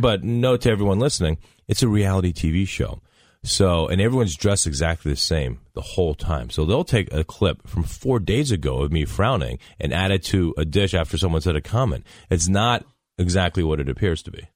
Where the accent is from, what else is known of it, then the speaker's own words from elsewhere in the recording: Dayton, Ohio, United States; moved away; I grew up in Dayton, Ohio